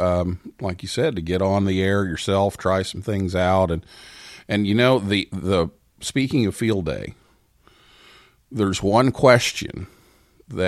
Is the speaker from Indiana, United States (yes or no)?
yes; Vincennes, Indiana, United States; moved away; my hometown, Vincennes